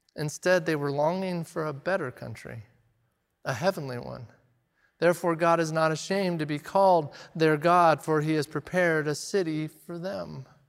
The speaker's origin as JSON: {"language": "English", "town": "Redmond", "region": "Oregon", "country": "United States", "tie": "born or raised there", "said": "I grew up in Redmond, and country music is kinda forced on you when you grow up in Redmond"}